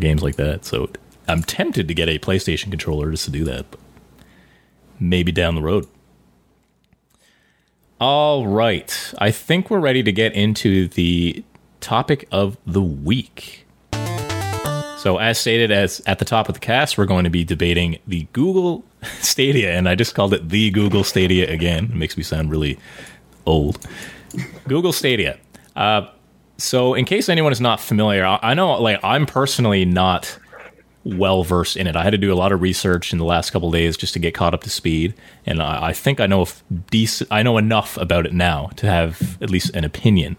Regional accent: Canada; we're all Canadian here

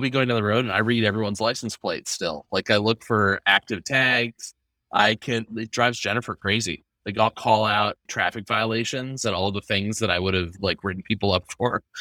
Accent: Seattle, Washington, United States; now in Nashville, United States; I grew up in Seattle in the nineties

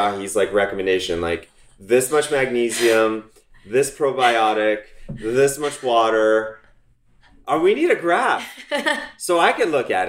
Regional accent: Toronto, Ontario, Canada; moved away as an adult; now in United States; we're both from Toronto.

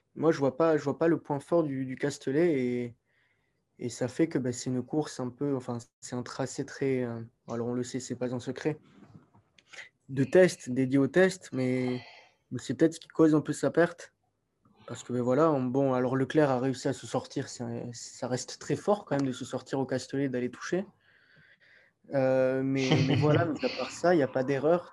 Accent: France; nous, en tant que Français

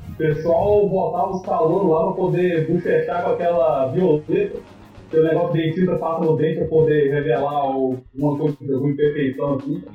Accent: Minas Gerais, Brazil; Pô, só porque eu sou de Minas eu virei cachaceiro

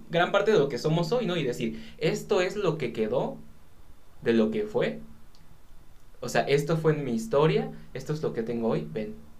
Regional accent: Mexico; por ser mexicano

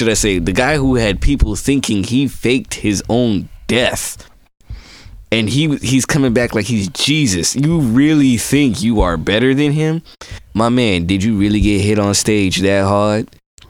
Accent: South Florida, United States; now in Virginia, United States; I'm not originally from the Virginia area. I'm from South Florida.

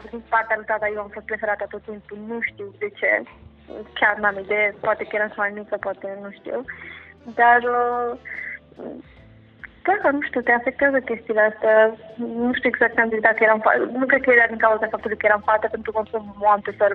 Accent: Bucharest, Romania; am crescut în București, uh, am făcut uh, mm, liceu în... cum uh, se numea, nu știu.

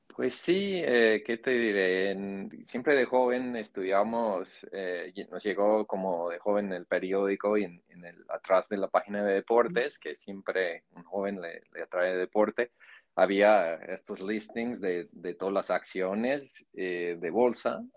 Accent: Iowa, United States; Spanish is a second language; now in Miami, United States; migrante de, un estado en el centro de Estados Unidos que se conoce como Iowa.

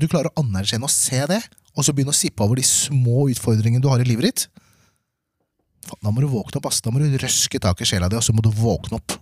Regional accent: Norway; also born or lived in Manila, Philippines; Og så kom jeg til Norge når jeg var fire år.

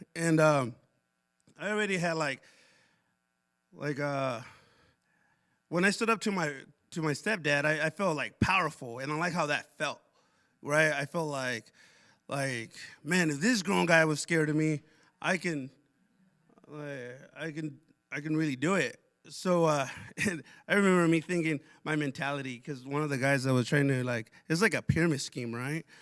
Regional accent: Pasco, Washington, United States; also born or lived in Othello, Washington / Connell, Washington; when I was, like, six, move to Tri Cities Pasco

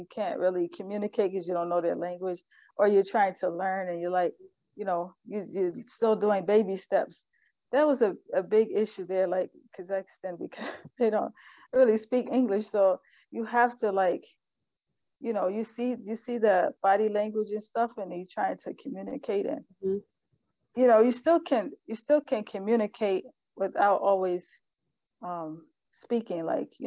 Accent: United States; moved away as an adult; as Muslim American

